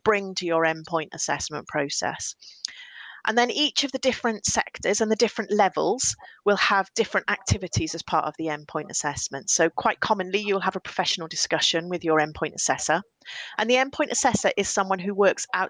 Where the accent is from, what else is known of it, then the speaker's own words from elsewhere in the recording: Welsh, Wales, United Kingdom; I am Welsh